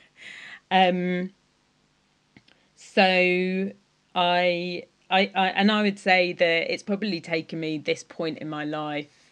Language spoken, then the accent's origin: English; Cornwall, South West England, United Kingdom; I am Cornish